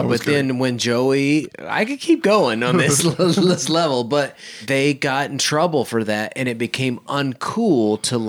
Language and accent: English; Oklahoma, United States; I was a young man growing up in Oklahoma. We were singers.